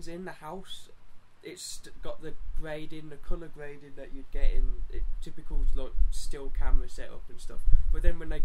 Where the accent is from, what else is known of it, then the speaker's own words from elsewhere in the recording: United Kingdom; we're British.